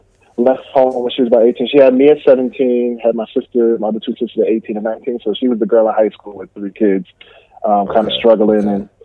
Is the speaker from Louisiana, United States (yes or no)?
no; Montclair, New Jersey, United States; I grew up in New Jersey, in Barclay, New Jersey.